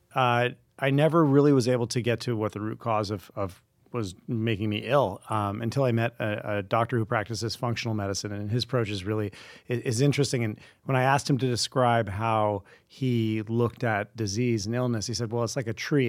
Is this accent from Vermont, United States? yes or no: yes; Vermont, United States; I grew up in Vermont